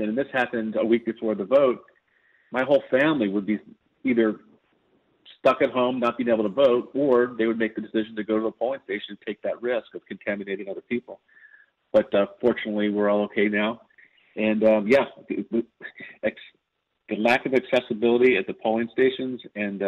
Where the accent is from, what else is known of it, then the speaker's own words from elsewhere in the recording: California, United States; my home state of California